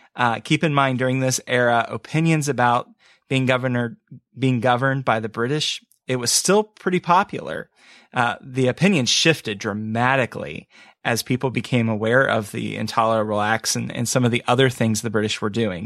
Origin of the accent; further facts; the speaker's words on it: United States; growing up in the States